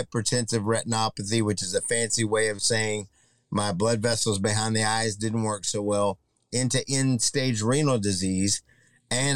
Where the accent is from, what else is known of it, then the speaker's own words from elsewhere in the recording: Mid-Cities area of Texas, United States; also born or lived in Luke Air Force Base, Arizona / Laredo, Texas; I was born in Arizona on Luke Air Force Base in 1967. My father served in Nam for about 5 years. Honorable discharge came as a staff sergeant in the Air Force, and we moved from Arizona to Laredo and into the Mid-Cities area of Texas